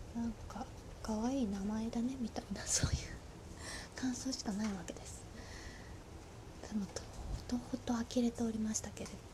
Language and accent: Japanese; Osaka, Japan; now in Tokyo, Japan; 私地元が大阪なんですけど